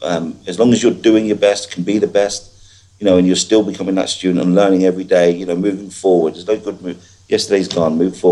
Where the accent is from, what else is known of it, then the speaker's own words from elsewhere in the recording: Ireland; moved away; But, I came over from Ireland, met my girlfriend, moved over from Ireland in 2005, I think it was, and didn't have a clue about recruitment.